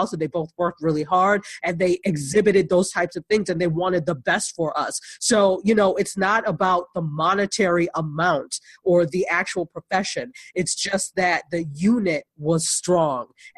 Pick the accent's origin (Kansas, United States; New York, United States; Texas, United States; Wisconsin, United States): New York, United States; Buffalo; where I grew up in Buffalo, New York